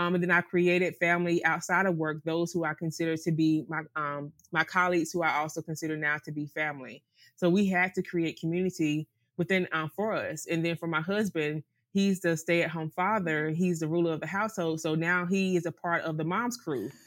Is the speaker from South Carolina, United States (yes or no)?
no; North Carolina, United States; moved away as an adult; also born or lived in Greenville, North Carolina; now in Sint Maarten; we're from the South